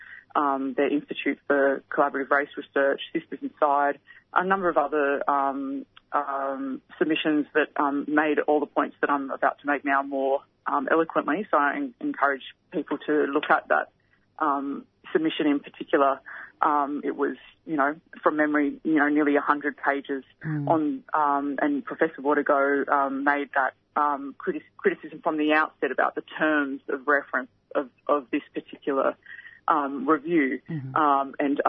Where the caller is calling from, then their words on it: Victoria, Australia; I'm tuning in from Wurundjeri country, and I just want to acknowledge and pay my respects to the Koori community of Victoria during NAIDOC week.